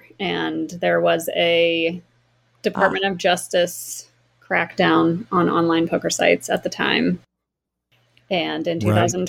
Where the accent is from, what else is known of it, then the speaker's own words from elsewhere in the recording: Bel Air, Maryland, United States; moved away as an adult; also born or lived in South Carolina; now in Florida, United States; Originally from a town north of Baltimore, Maryland, called Bel Air. Not the Bel Air, like the Fresh Prince.